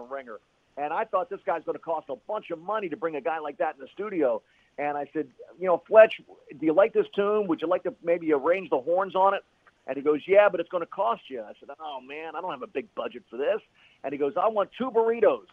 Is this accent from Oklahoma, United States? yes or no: no; Philadelphia, Pennsylvania, United States; now in San Antonio, United States; I grew up in Philadelphia